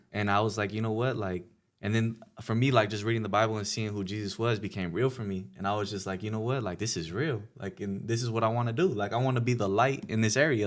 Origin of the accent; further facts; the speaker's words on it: Pomona, California, United States; I was from Pomona